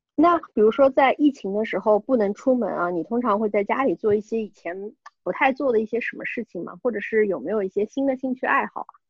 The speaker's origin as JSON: {"language": "Chinese", "region": "Shanghai", "country": "China", "said": "我们都是上海人嘛"}